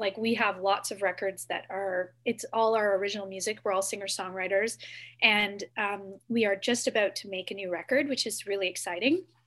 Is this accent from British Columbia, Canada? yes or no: no; Whitby, Ontario, Canada; now in Toronto, Canada; I grew up in Whitby, Ontario just down the road from Kingston. I now live in Toronto